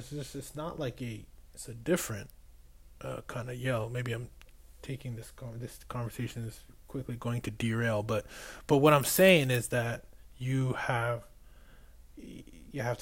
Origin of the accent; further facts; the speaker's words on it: Boston, Massachusetts, United States; I was from Boston